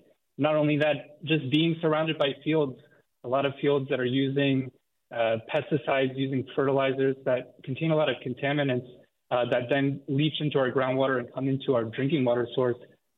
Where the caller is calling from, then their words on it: Watsonville, California, United States; I'm calling from Watsonville.